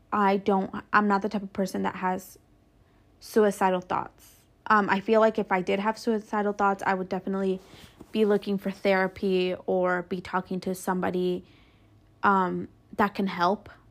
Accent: Mexico; now in United States; I was born in Mexico, but I live here and I contribute to this country

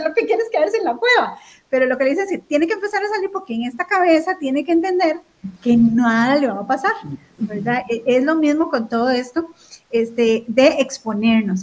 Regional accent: Costa Rica; aquí en Costa Rica

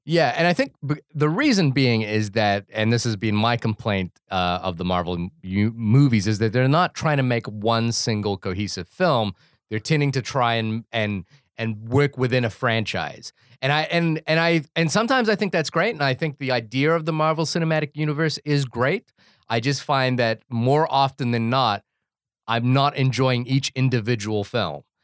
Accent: Wellington, New Zealand; also born or lived in Fiji / Brooklyn, New York; now in New York, United States; it's set in my hometown of Wellington, and there are so many jokes that are specific to growing up in Wellington

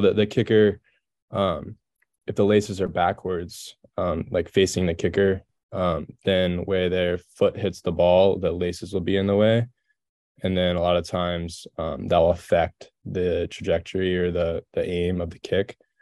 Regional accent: Texas, United States; moved away as an adult; growing up in Texas

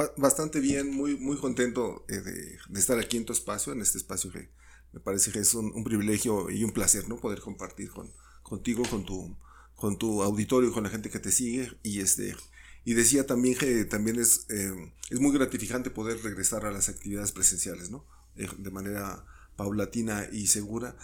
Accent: Mexico City, Mexico; yo nací en, en, la Ciudad de México, en Tonalá 54

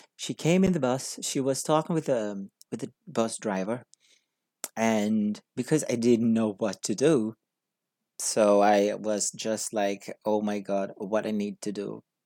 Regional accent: Brazil; English is a second language; moved away as an adult; I came from Brazil. I'm a Brazilian person living in a different country to learn English.

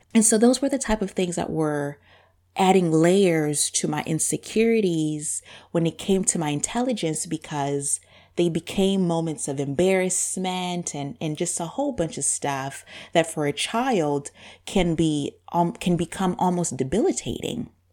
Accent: Zambia; born or raised there; accent: super deep accent; first language Bemba; English is a second language; now in United States

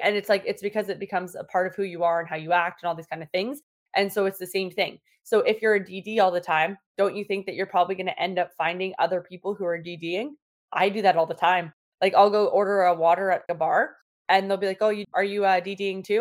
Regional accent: Toronto, Ontario, Canada; now in Sarnia, Canada; I'm from Toronto

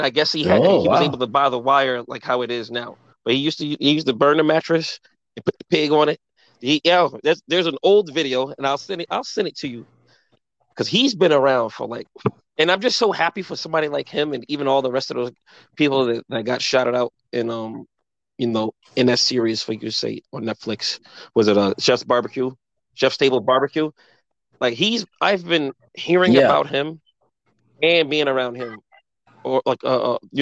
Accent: New Jersey, United States; I'm from Jersey, and I live in a town with a lot of Polish, Italian, Irish

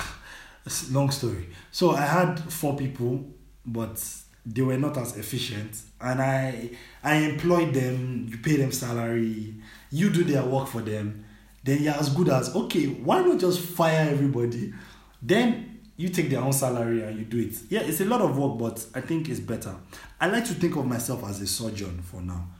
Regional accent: Nigeria; moved away as an adult; now in Germany; I was born and raised in Nigeria

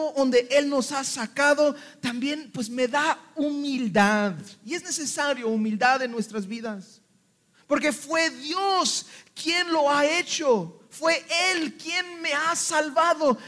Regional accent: Mexico; Y somos mexicanos

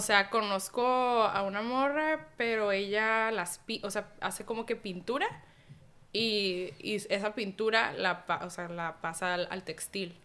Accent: Tijuana, Baja California, Mexico; soy mexicana, nací aquí en Tijuana

